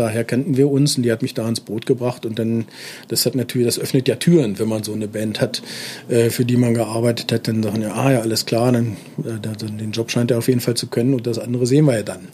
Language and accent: German; Göttingen, Lower Saxony, Germany; also born or lived in Kassel; now in Berlin, Germany; Ich bin nämlich ein Nordhesse, ich bin in Kassel geboren, aber ich hab, äh, bin seit frühester Kindheit äh, dann sehr lange in Göttingen äh, bin ich sozusagen aufgewachsen